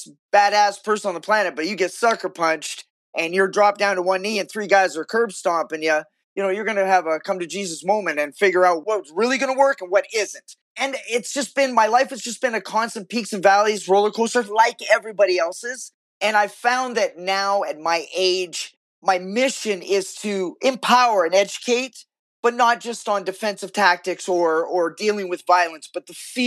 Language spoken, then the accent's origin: English; Vancouver, British Columbia, Canada; I was born and raised in Vancouver, Canada